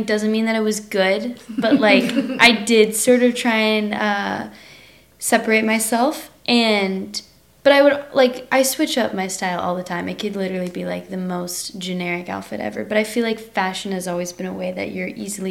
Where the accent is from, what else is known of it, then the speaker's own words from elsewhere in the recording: Louisiana, United States; now in Austin, United States; I was born and raised in Louisiana.